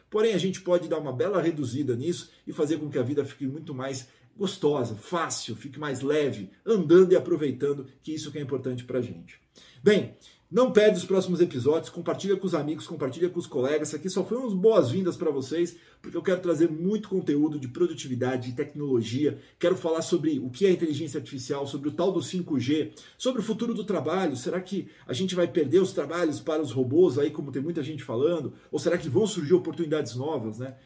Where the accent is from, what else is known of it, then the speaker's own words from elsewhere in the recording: Brazil; moved away as an adult; now in United States; o Brasil é minha terra, é o lugar que está minha família